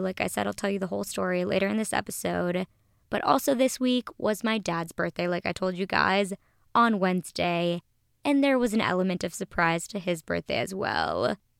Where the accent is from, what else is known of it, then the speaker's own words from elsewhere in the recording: Minneapolis, Minnesota, United States; now in Los Angeles, United States; my hometown, Minnesota